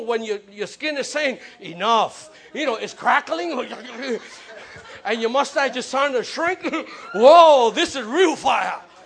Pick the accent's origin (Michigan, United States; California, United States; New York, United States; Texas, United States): New York, United States; New York City; I'm from the Bronx. I was grew up seeing buildings burnt down